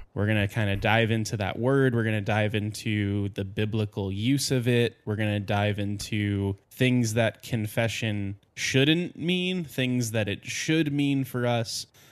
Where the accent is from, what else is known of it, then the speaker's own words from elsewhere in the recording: New Jersey, United States; I grew up in New Jersey, which is extremely Catholic